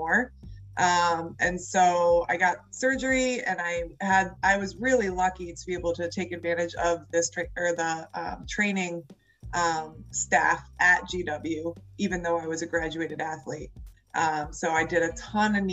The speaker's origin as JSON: {"language": "English", "town": "Cleveland", "region": "Ohio", "country": "United States", "also_born_or_lived": "Washington, D.C.", "moved": "as an adult", "said": "I'm from Cleveland, Ohio."}